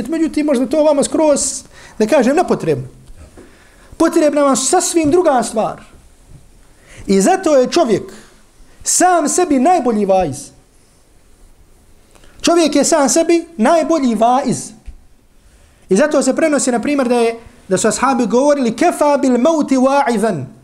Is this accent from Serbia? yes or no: no; Herzegovina, Bosnia & Herzegovina; kad mi kad dolazimo iz Hrcega na Bosnu